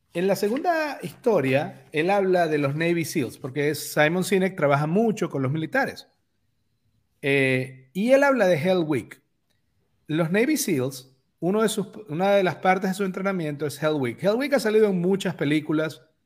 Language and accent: Spanish; Venezuela; moved away